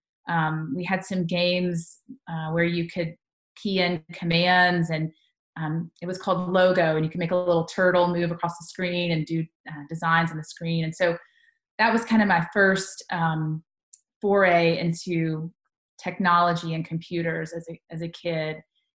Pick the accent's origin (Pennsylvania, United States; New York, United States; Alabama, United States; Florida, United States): Alabama, United States; Tuscaloosa; born there; Well, I was born in Tuscaloosa, Alabama, which might be a bad thing for all the Tennessee fans in our state.